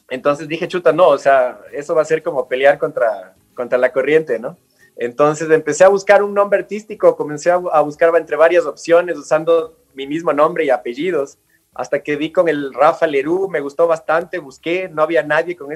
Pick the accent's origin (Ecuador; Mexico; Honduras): Ecuador; Galápagos; also born or lived in Quito; yo nací acá en Quito, y a las dos semanas de nacido, o sea, chiquitito, me llevaron de vuelta a Galápagos. Y ahí crecí mis primeros tres años